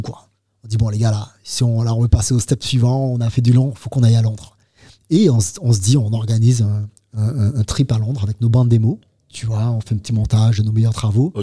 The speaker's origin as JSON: {"language": "French", "country": "Martinique", "moved": "as an adult", "said": "je viens de Martinique"}